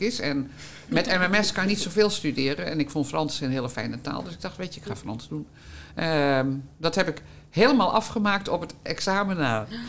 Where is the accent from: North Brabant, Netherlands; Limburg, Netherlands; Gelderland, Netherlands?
Gelderland, Netherlands; Hengelo; moved away; also born or lived in Almere; ik ben opgegroeid in de Achterhoek, in eh, Hengelo-Gelderland